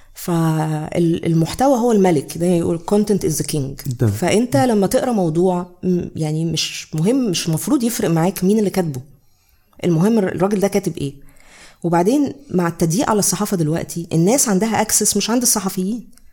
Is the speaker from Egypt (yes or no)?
yes; Egypt; عندنا في مصر